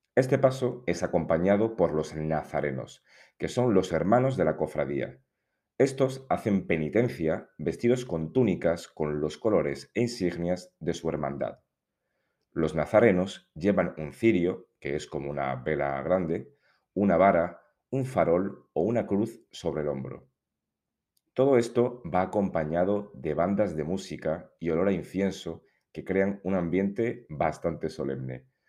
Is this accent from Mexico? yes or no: no; Seville, Andalusia, Spain; soy sevillano y me encanta hablar de mi ciudad